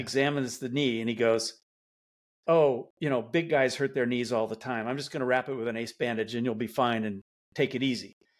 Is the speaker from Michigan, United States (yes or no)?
yes; Detroit, Michigan, United States; I, I grew up in Detroit